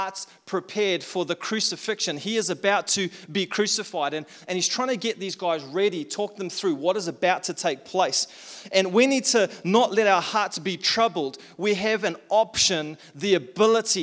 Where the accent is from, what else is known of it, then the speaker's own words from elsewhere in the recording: South Africa; also born or lived in Tauranga, New Zealand; now in Taupo, New Zealand; I'm from South Africa